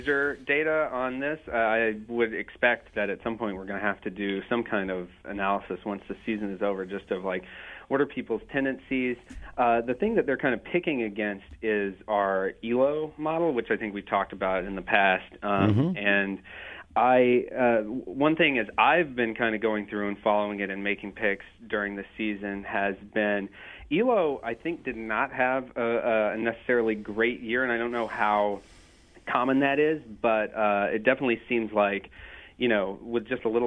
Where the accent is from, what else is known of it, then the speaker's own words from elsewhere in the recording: Atlanta, Georgia, United States; I grew up in Atlanta